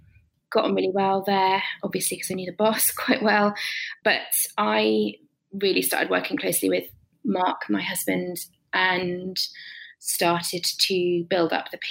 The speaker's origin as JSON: {"language": "English", "area": "Cornwall", "region": "South West England", "country": "United Kingdom", "tie": "born or raised there", "also_born_or_lived": "Bournemouth", "said": "I grew up in Cornwall, which is a lovely place to grow up in terms of your childhood"}